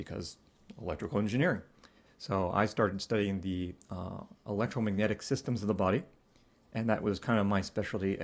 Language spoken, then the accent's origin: English; Ohio, United States; I grew up in Ohio, and that's where I'm living currently